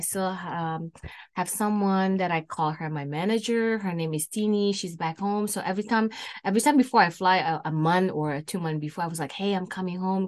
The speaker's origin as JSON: {"language": "English", "country": "Indonesia", "tie": "born or raised there", "moved": "as an adult", "lives_now": "Canada", "said": "I born and raised in Indonesia and I moved to Canada, uh, on two thousand seven"}